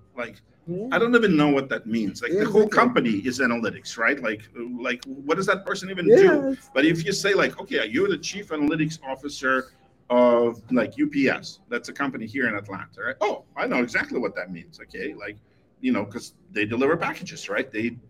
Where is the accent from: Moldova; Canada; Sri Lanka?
Moldova; now in United States; I was born in Moldova, which is one of the 15, you know, Soviet republics.